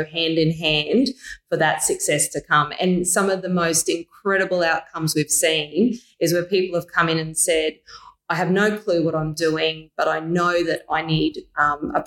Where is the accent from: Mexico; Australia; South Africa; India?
Australia; Mackay, Queensland; also born or lived in Brisbane; Decided to move back home to Mackay